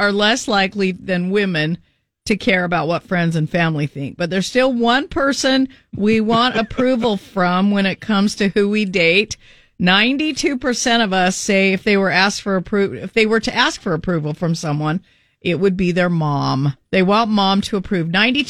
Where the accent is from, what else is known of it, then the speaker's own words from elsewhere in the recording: Fountain Green, Utah, United States; we're from Fountain Green.